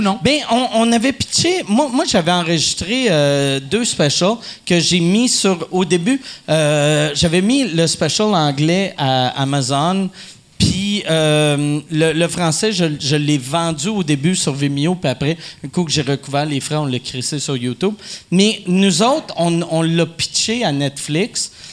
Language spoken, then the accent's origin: French; Quebec, Canada; en tant que Québécois